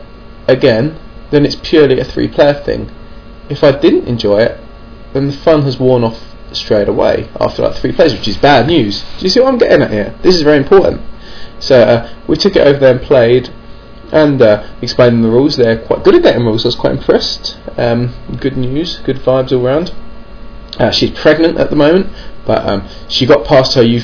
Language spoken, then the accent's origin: English; England, United Kingdom; I'm English